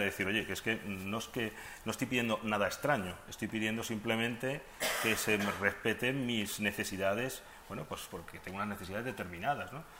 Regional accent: Madrid, Community of Madrid, Spain; moved away as an adult; now in Ceuta, Spain; Yo no soy de Ceuta, yo soy de aquí de Madrid

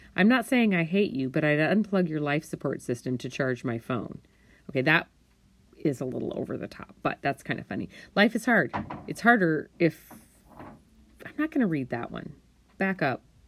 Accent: Montana, United States; I was raised in Montana.

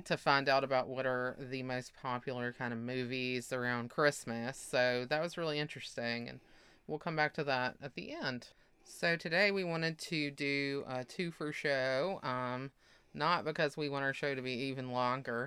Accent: Mississippi, United States

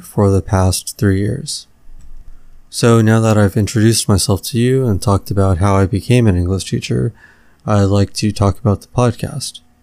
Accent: Los Angeles, California, United States; born or raised there

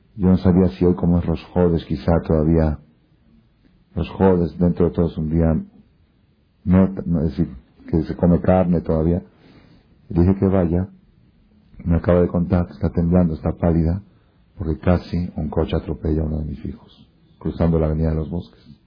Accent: Argentina; now in Mexico; estoy hablando como argentino, perdón, porque me pegó un poco

